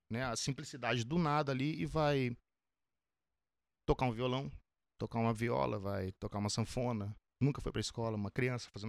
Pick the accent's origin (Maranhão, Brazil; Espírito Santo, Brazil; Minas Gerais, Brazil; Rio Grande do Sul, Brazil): Espírito Santo, Brazil; Vila Velha; Eu sou de Vila Velha, Espírito Santo.